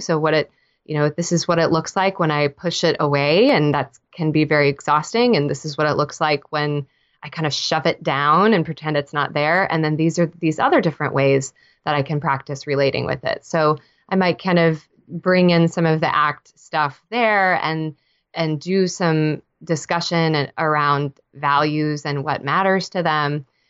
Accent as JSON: {"language": "English", "region": "Texas", "country": "United States", "tie": "born or raised there", "moved": "as an adult", "lives_now": "Nashville, United States", "said": "I'm a Texan born and raised."}